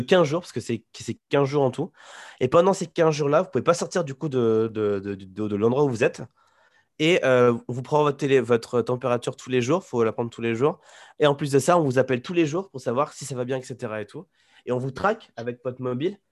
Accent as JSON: {"language": "French", "town": "Poitiers", "region": "Nouvelle-Aquitaine", "country": "France", "moved": "as an adult", "lives_now": "Taiwan", "said": "je suis de Poitiers de base"}